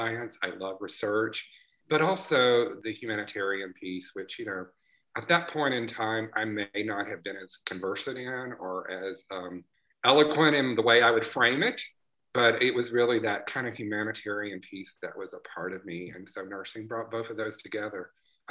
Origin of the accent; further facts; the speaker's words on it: Tupelo, Mississippi, United States; also born or lived in Louisiana / Jackson, Mississippi; I grew up in Tupelo, Mississippi